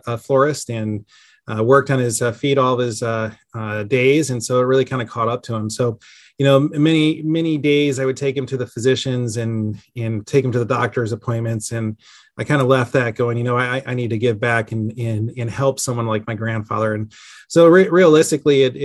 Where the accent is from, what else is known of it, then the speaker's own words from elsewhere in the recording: Chicago, Illinois, United States; now in Columbus, United States; I grew up outside of Chicago in some of the suburbs